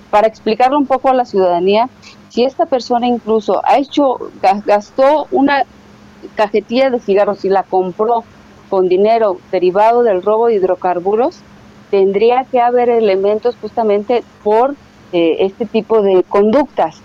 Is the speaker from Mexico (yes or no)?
yes; Mexico